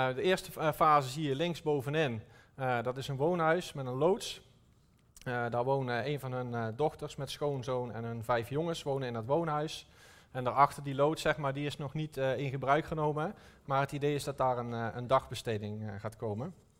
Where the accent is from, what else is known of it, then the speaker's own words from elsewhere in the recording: North Brabant, Netherlands; Ik kom uit Brabant